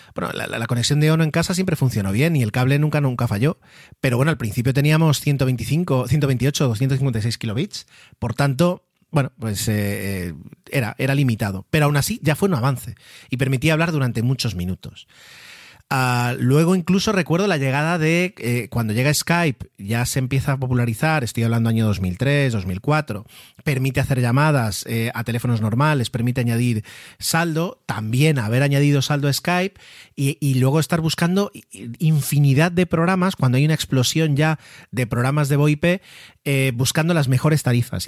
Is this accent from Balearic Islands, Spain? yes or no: yes; Mallorca, Balearic Islands, Spain; fui el primero de la familia en nacer aquí en, Mallorca, en esta, en esta hermosa isla